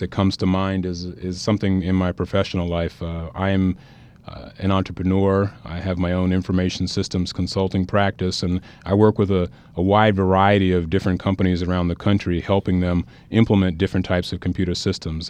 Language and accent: English; New Jersey, United States; I grew up in New Jersey. I'm a New Jersey native